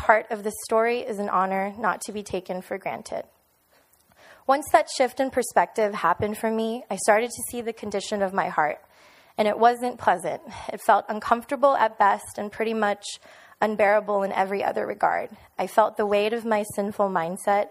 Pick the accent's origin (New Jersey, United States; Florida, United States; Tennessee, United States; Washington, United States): Florida, United States; Miami; moved away as an adult; also born or lived in New York City; now in Orlando, United States; I was born and raised in Miami.